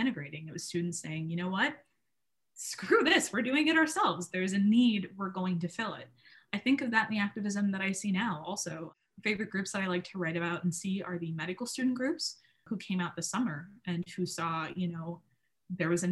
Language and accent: English; South Dakota, United States; moved away as an adult; now in Minnesota, United States; I grew up in South Dakota